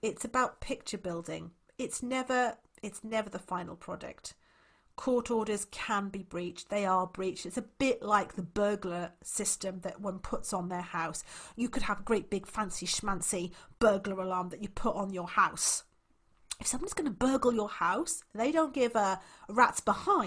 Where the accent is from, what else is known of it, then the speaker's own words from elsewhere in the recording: Wales, United Kingdom; I'm actually from Wales